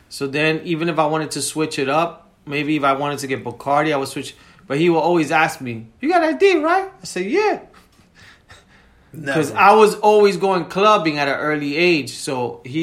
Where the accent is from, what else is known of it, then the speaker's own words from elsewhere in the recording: New York City, New York, United States; now in New Jersey, United States; we both grew up in the Heights.